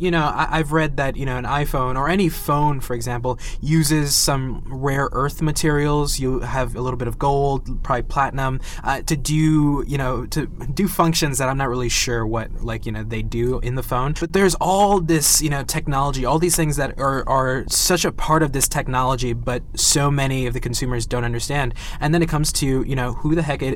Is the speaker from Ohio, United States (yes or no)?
no; New York, United States; I'm from New York